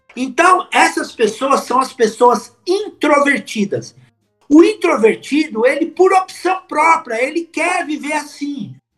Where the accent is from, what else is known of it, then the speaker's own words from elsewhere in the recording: São Paulo, Brazil; eu sou de São Paulo, capital.